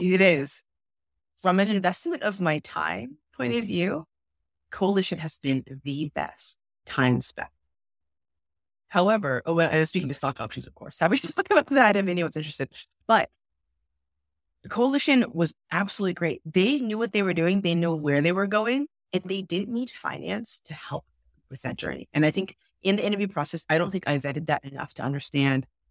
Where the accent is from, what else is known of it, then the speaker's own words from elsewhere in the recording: Roseville, California, United States; also born or lived in Berkeley, California; growing up in Rose, it was really interesting. It's a fairly conservative town or city, if you might call it. It's twenty minutes outside of Sacramento